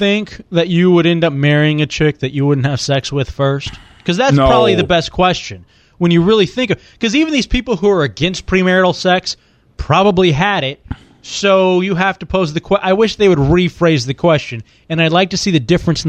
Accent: Lubbock, Texas, United States; I was born in Lubbock, Texas, of course.

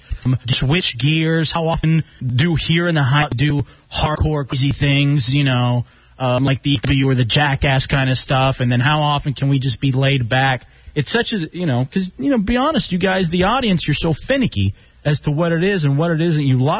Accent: Dallas, Texas, United States; Growing up in Dallas

